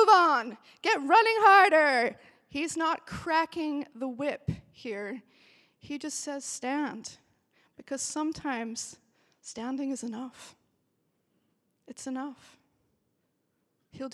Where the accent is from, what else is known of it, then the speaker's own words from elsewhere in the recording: Austria; now in Belfast, United Kingdom; I grew up in Austria